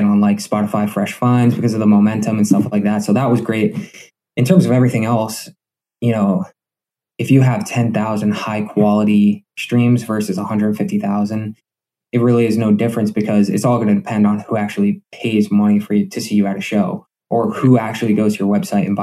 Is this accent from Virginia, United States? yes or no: no; Scranton, Pennsylvania, United States; also born or lived in New York City; I grew up in West Granton my whole life. I went to West Granton High School